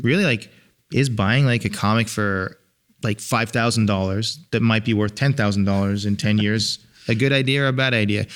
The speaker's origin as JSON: {"language": "English", "region": "England", "country": "United Kingdom", "moved": "yes", "said": "I'm from England"}